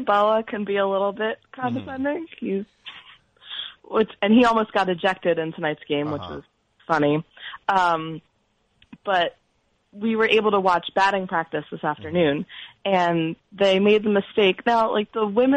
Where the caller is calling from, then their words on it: Philadelphia, Pennsylvania, United States; I'm calling from Philadelphia